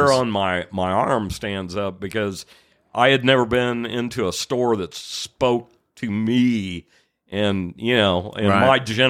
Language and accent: English; Evansville, Indiana, United States